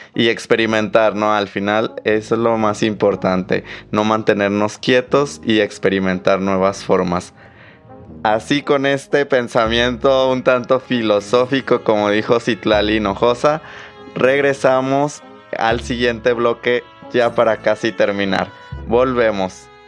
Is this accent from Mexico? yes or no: yes; Mexico; somos todos los mexicanos